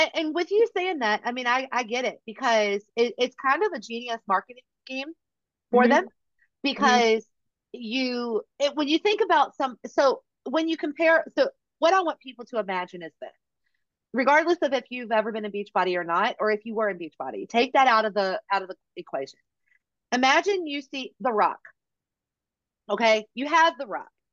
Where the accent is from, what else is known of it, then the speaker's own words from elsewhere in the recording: Virginia, United States; we are both from Virginia